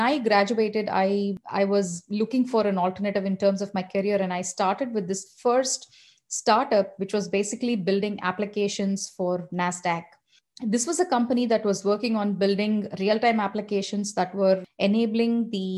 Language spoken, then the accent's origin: English; Hyderabad, Telangana, India; And I come from Hyderabad. I was born and brought up